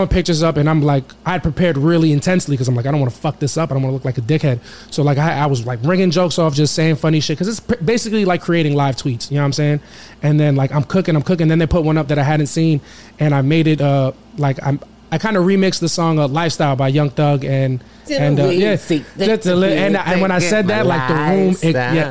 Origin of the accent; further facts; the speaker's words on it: Valley Stream, New York, United States; now in Queens, United States; I grew up in Long Island, Valley Stream, New York